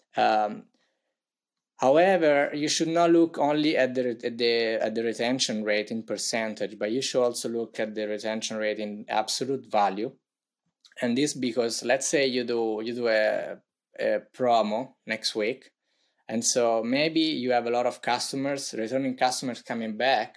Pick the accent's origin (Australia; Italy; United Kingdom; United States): Italy; accent: Italian; English is a second language; as you may tell tell by my accent I'm from Italy